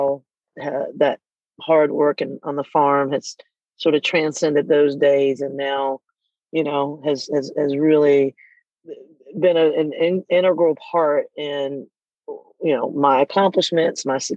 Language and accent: English; Irwinton, Georgia, United States; I grew up in a small town, a small farm, to put it exactly, just outside of Irwinton, Georgia.